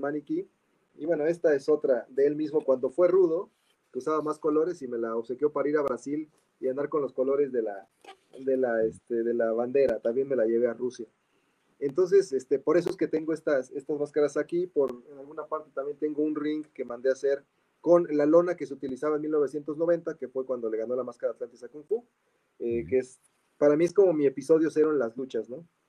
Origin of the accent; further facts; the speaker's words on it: Mexico; siendo mexicanos